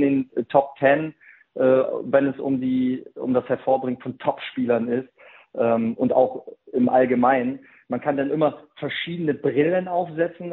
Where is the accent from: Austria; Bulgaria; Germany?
Germany; bei uns in Deutschland